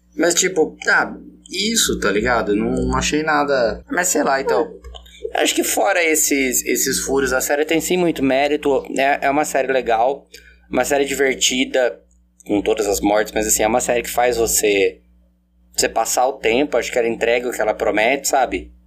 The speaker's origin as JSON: {"language": "Portuguese", "region": "interior of São Paulo", "country": "Brazil", "said": "pra mim que sou do interior de São Paulo"}